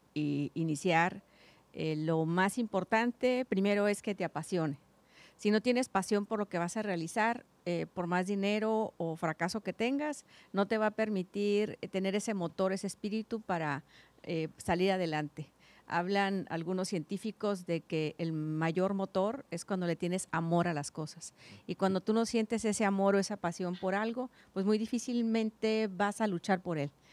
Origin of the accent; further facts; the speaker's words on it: Guadalupe Victoria, Baja California, Mexico; yo soy del Valle, de Guadalupe Victoria, kilómetro 43